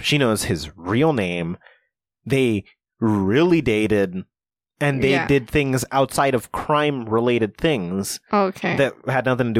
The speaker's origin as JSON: {"language": "English", "region": "New Jersey", "country": "United States", "said": "I'm from Jersey and then I go to Cali where nobody knows what I look like."}